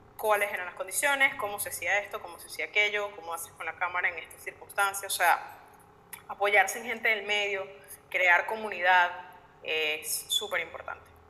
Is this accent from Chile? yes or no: no; Venezuela; como periodista y como venezolana